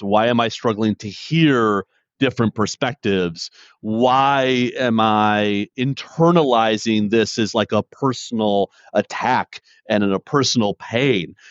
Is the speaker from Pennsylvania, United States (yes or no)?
no; Detroit, Michigan, United States; born and raised in Detroit